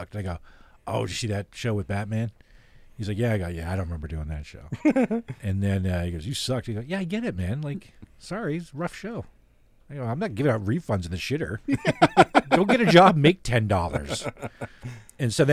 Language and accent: English; Canada; I'm Canadian